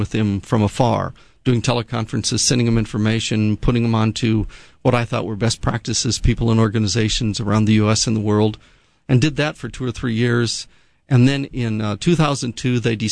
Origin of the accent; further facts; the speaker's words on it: Montana, United States; also born or lived in Seattle, Washington; now in Honolulu, United States; I'm from Montana